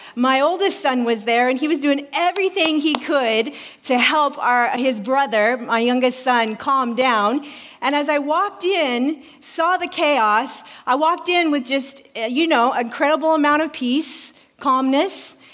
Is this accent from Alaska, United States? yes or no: yes; Alaska, United States; moved away; I'm originally from Alaska